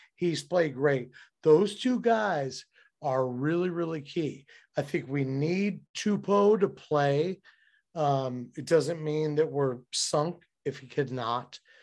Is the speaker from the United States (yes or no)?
yes; Cincinnati, Ohio, United States; I'm from Cincinnati.